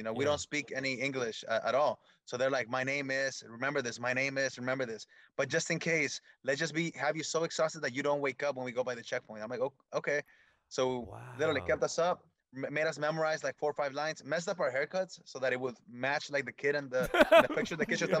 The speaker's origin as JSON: {"language": "English", "town": "Redwood City", "region": "California", "country": "United States", "tie": "born or raised there", "also_born_or_lived": "Michoacán, Mexico", "said": "I grew up in Redwood City. They used to call it Little Apatzingan, which is a place in Michoacan, or Little Michoacan, or Little Mexico. That was the area that I grew up in."}